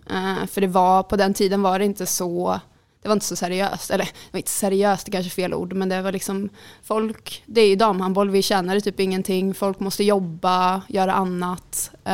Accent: Jönköping, Jönköping County, Sweden; moved away as an adult; now in Skövde, Sweden; jag kommer från Jönköping

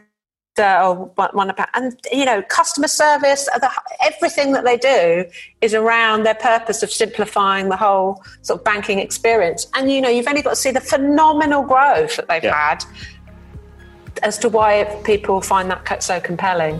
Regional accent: England, United Kingdom; I'm English.

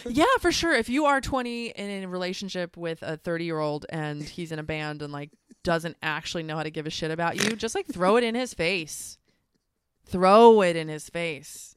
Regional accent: United States; moved away as an adult; also born or lived in Australia; here in my home country

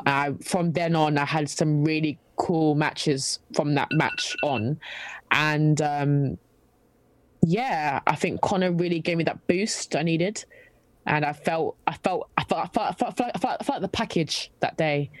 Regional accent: London, United Kingdom; I'm from London.

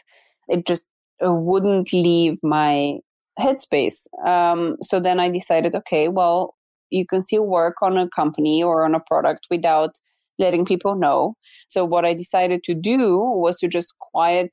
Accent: Bulgaria; moved away; So I'm originally from Bulgaria and Bulgarian

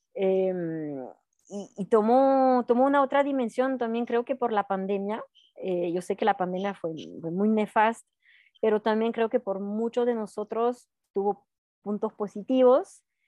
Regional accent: Alpe d'Huez, French Alps, Auvergne-Rhône-Alpes, France; Spanish is a second language; moved away; viví toda mi, mi juventud al pie del Alpe d'Huez

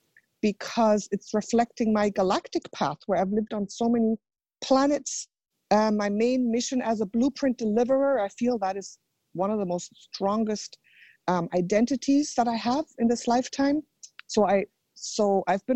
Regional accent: Germany; I was born in Germany

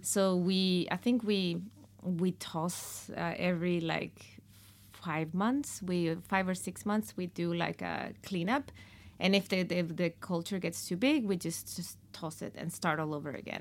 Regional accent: Mexico; moved away; In Mexico, we have two, uh, last names

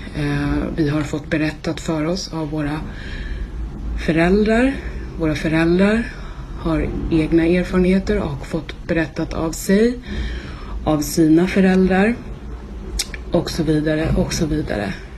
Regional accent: Sweden; det är lätt för oss här hemma i Sverige att sitta och titta på nyheterna

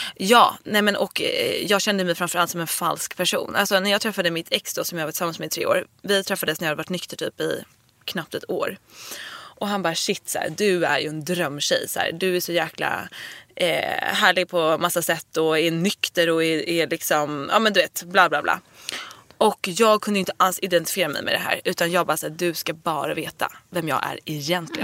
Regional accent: Dalarö, Stockholm County, Sweden; also born or lived in Nacka; på Dalarö där jag är uppvuxen eller i Nacka där jag gick i gymnasiet

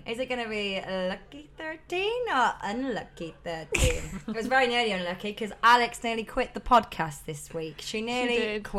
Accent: Nottingham, East Midlands, United Kingdom; I am from Nottingham.

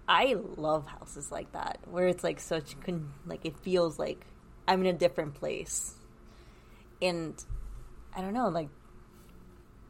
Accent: Orlando, Florida, United States; I grew up around Dueling Dragons.

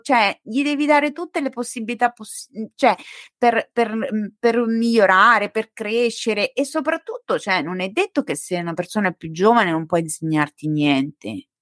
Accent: Montegiorgio, Italy; sono cresciuta a Monte Giorgio, dove c'è la statua di Salvo d'Acquisto

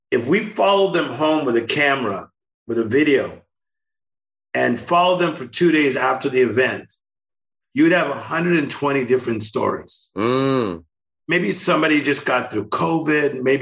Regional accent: Compton, California, United States; Kendrick Lamar, Tim Storey, we're all from Compton. Yeah. So I was born there.

